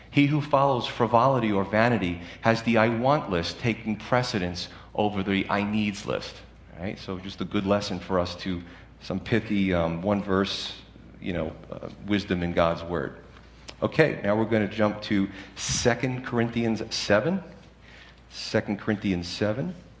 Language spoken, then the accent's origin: English; United States